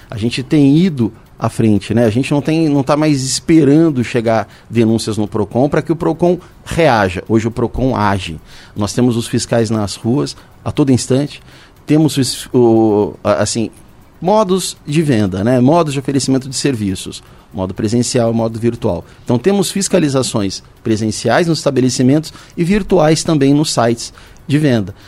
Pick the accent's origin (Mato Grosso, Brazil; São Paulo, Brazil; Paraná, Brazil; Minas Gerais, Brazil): São Paulo, Brazil; São José dos Campos; eu nasci aqui. Estou na, na, cidade desde quando eu nasci, tive a oportunidade de morar fora, mas eu não saio daqui de jeito nenhum.